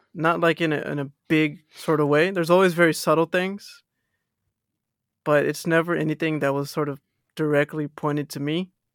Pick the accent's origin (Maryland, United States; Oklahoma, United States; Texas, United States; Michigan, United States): Texas, United States; accent: American; now in Australia; I'm from Texas